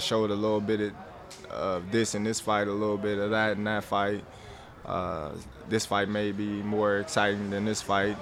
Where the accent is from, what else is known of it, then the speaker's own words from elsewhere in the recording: Lincoln, Nebraska, United States; my hometown in Lincoln